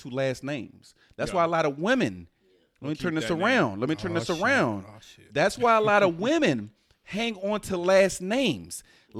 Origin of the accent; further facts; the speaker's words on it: the South, United States; I'm from the South and that shit.